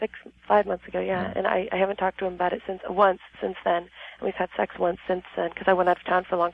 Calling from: El Cajon, California, United States; From El Cajon, San Diego area.

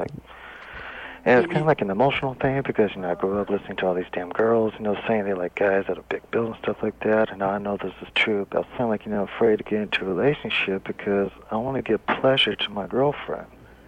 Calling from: Bakersfield, California, United States; Yeah, I'm calling from Bakersfield.

